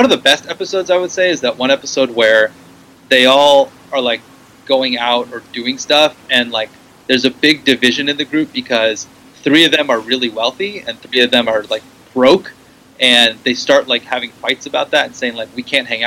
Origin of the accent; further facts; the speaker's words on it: Corvallis, Oregon, United States; now in San Francisco, United States; I was born in Corvallis, which is in Oregon, which is the Pacific Northwest. So I am technically from there, and I still go back there to visit my dad